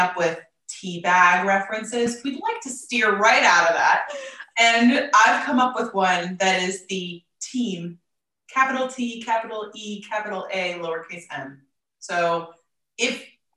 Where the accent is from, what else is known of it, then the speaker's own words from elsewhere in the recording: United States; moved away as an adult; now in England, United Kingdom; I have not lived in America for 3 years